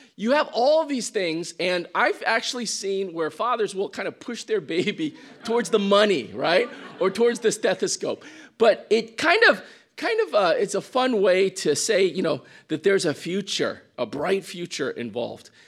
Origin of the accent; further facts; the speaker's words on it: Midwest, United States; moved away; I came from the Midwest, so I come from more of a Caucasian culture